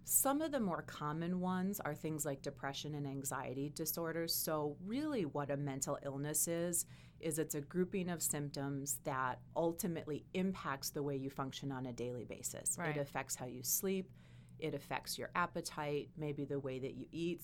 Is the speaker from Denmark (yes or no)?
no; Wisconsin, United States; I'm from Wisconsin